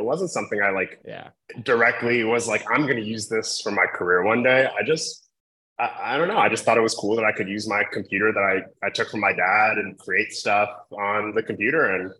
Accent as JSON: {"language": "English", "town": "Columbus", "region": "Ohio", "country": "United States", "tie": "born or raised there", "said": "I went to Ohio State because I grew up in the Midwest. I grew up in Columbus."}